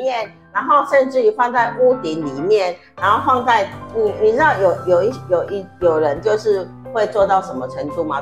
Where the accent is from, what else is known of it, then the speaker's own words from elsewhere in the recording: Taiwan; moved away; also born or lived in South Africa; 我们台湾人啊，如何在海外跟中争争对岸啊，啊，呃，跟对岸哈竞争啊